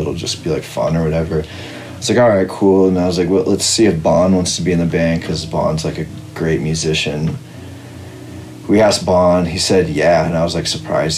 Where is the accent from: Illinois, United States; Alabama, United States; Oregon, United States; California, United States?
California, United States; Visalia; also born or lived in Fresno; I'm from Visalia, which is like a bit south of Fresno